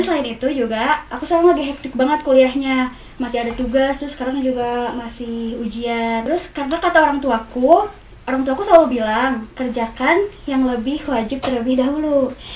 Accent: Bandung, West Java, Indonesia; born or raised there; also born or lived in Garut

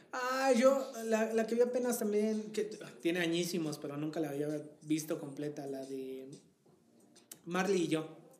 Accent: Tehuacán, Puebla, Mexico; mi ciudad natal

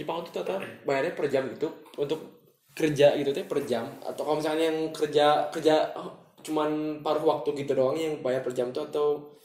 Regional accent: Bandung, West Java, Indonesia; kita orang Bandung misalkan merantau ke Jakarta

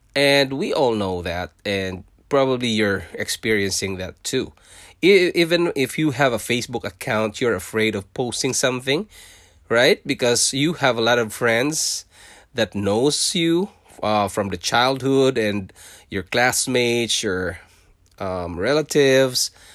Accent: Philippines; English is a second language; moved away as an adult; also born or lived in Singapore; now in Canada; I was born in Philippines. I'm a Filipino

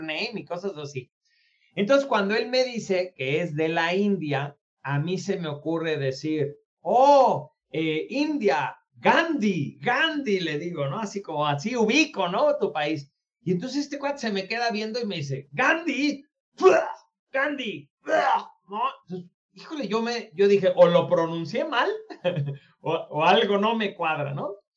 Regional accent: Mexico; also born or lived in United States; yo como mexicano

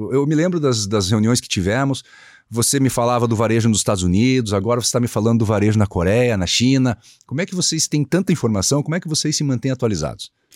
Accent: Curitiba, Paraná, Brazil; Eu sou nascido e criado em Curitiba

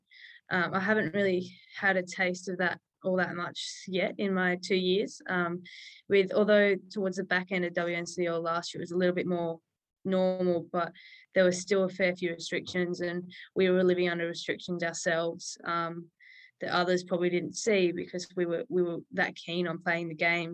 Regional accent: Coffs Harbour, New South Wales, Australia; I grew up near Coffs Harbour on the north coast of New South Wales

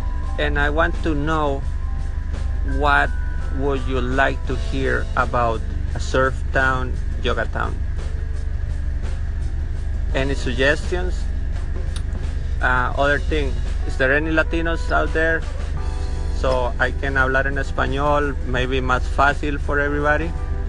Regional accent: Nosara, Guanacaste, Costa Rica; I'm from Nosara, Costa Rica, Central America. I live in a surf and yoga town.

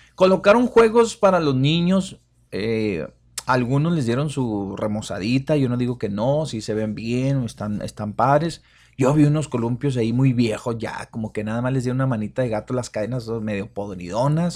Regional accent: Ciudad Juárez, Chihuahua, Mexico; los que somos de Juárez

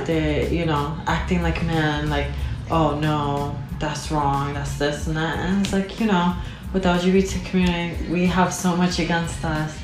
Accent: New York, United States; I was born in New York

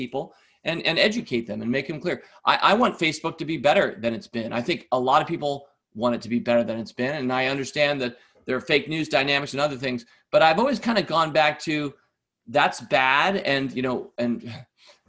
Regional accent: United States; as an American

